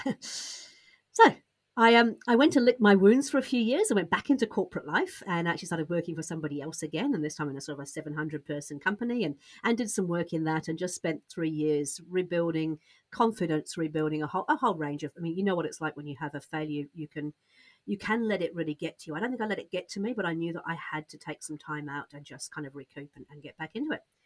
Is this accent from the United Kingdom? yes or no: yes; United Kingdom; accent: British; moved away as an adult; also born or lived in Australia; now in New Zealand; I'm British, just in case you can't tell from the accent, but a Brit, a Brit who's moved from Britain to Australia, then to New Zealand